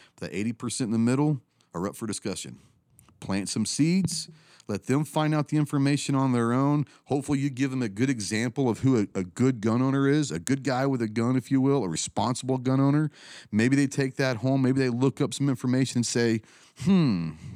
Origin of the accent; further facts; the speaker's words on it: Plano, Texas, United States; I grew up in Plano, Texas, a little suburbia outside of Dallas